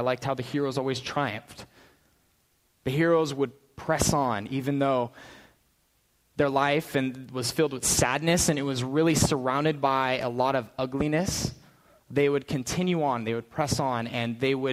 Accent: Prescott, Arizona, United States; also born or lived in California / Phoenix; I spent my entire childhood in Prescott, up north, in the woods

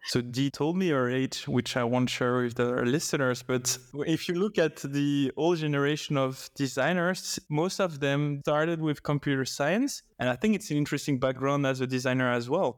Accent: Belgium; I've been living in Belgium all my life

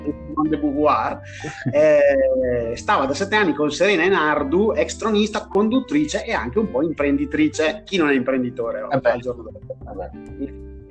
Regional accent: Brescia, Lombardy, Italy; moved away; essendo bresciano

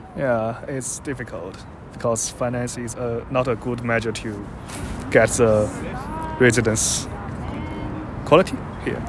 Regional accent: China; moved away as an adult; now in Sydney, Australia; when I graduate and come back to my hometown

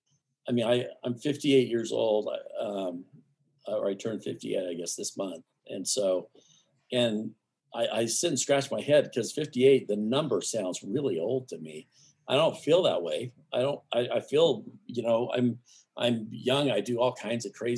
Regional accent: Arizona, United States; now in Jackson Hole, United States; I grew up in Arizona

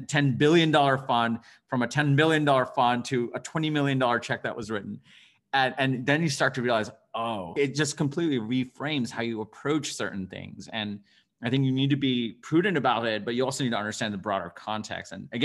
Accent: Bangladesh; born there; I was born in Bangladesh and I come from an immigrant family.

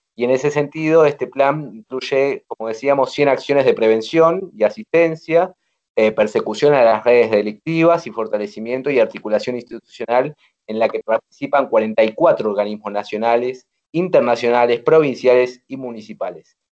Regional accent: Argentina

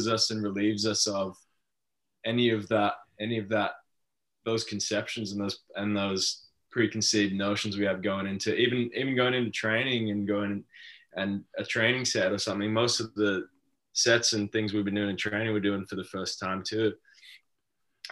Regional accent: Australia; being Australian

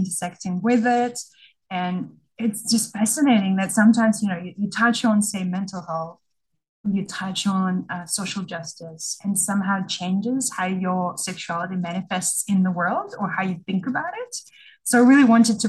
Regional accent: Russia; moved away as an adult; now in Australia; I was born in Russia and I grew up there and was an adult when I migrated to Australia

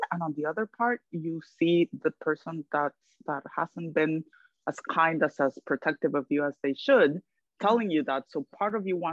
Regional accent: Guatemala; moved away as an adult; now in New York, United States; I'm originally from Guatemala. I lived in my country until my 20s

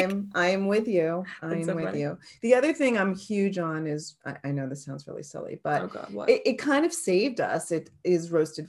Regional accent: New York, United States; accent: New York; If you get me mad, my New York accent's going to come out.

